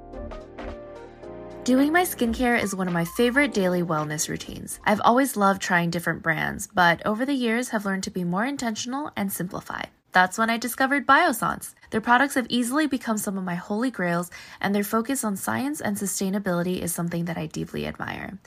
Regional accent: San Gabriel Valley, California, United States; we grew up in the San Gabriel Valley

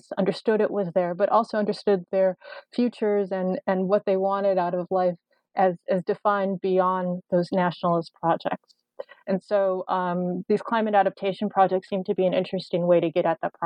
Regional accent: Chicago, Illinois, United States; moved away as an adult; I'm originally from Chicago. I'm actually in Chicago right now.

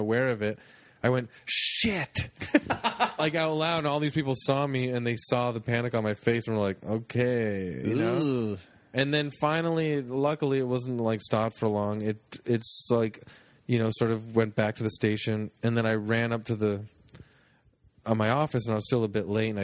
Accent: Toronto, Ontario, Canada; I'm from Etobicoke.

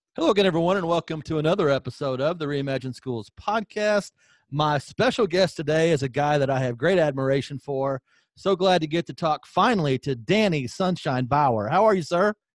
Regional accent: Southern Illinois, United States; we're both Illinois guys, you from Champaign, I'm from Southern Illinois

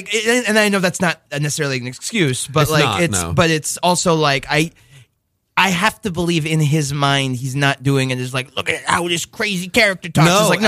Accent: New York City, New York, United States; I'm from Forest Hills

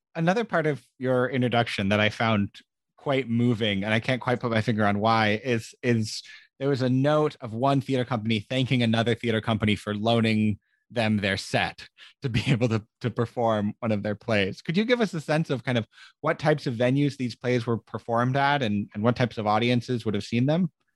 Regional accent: United States; as an American

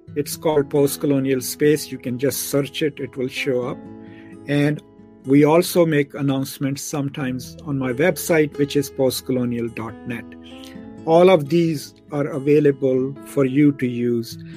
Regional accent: Pakistan; now in Dallas, United States; I'm a Pakistani

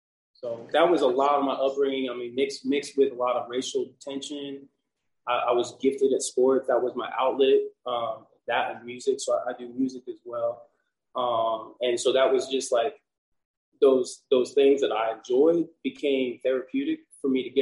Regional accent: Wamego, Kansas, United States; now in Kansas City, United States; So they resided in Little Wamego, Kansas.

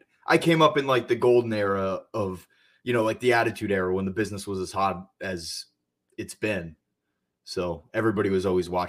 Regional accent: Bethlehem, Pennsylvania, United States; Bethlehem, Pennsylvania.

